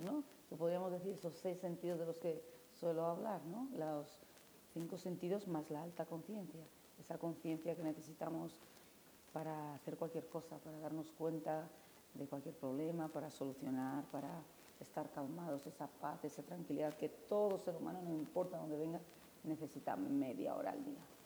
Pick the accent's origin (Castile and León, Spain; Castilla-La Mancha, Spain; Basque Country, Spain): Basque Country, Spain; San Sebastián; now in Fez, Morocco; yo nací en San Sebastián